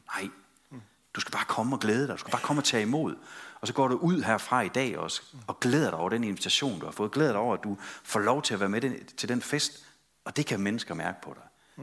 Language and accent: Danish; West Jutland, Central Denmark Region, Denmark; vi er fra Vestjylland